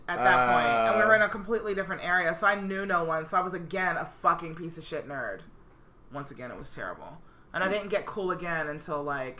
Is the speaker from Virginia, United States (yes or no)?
yes; Herndon, Virginia, United States; I grew up in Fairfax County in fucking Herndon, Virginia.